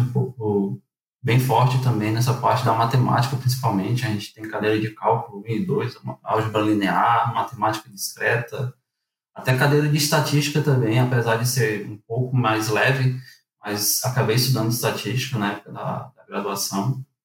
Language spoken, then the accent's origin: Portuguese; Fortaleza, Ceará, Brazil; moved away as an adult; also born or lived in Acaraú, Ceará; now in Porto Alegre, Brazil; Sou natural de Acaraú, é uma cidade ali situada na região norte do estado do Ceará, desde os meus 10 anos de idade, mas minha família ah, acabou migrando ali para tal Fortaleza, né? Onde foi basicamente eu cresci e vivi até ali o ah, comecinho de 2019